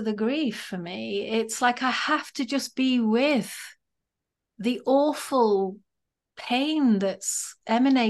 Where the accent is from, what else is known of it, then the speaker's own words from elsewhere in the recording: England, United Kingdom; As a woman, I think growing up in England, I've I learned a very specific, quiet way of being